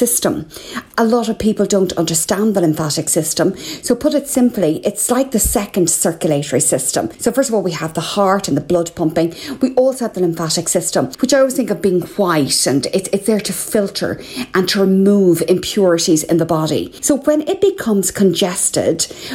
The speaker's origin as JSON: {"language": "English", "country": "Ireland", "said": "I'm …"}